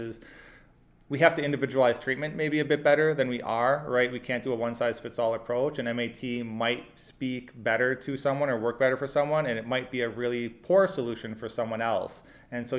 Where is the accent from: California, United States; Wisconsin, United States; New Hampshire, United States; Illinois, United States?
Wisconsin, United States; Oshkosh; moved away; I'm actually from Wisconsin originally as well. So I'm from Oshkosh.